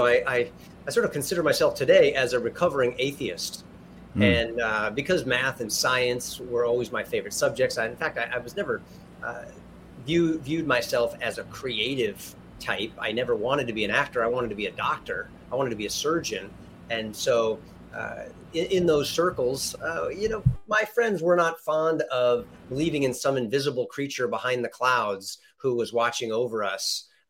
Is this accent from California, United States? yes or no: yes; California, United States; Born here.